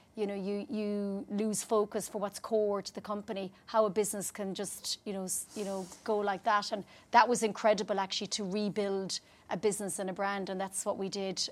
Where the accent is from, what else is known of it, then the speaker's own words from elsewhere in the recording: Ireland; moved away as an adult; also born or lived in United Kingdom; I'm Irish